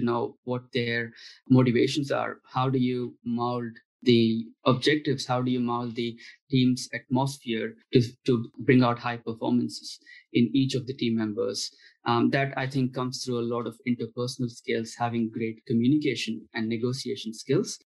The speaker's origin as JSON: {"language": "English", "country": "India", "moved": "yes", "said": "I'm from India"}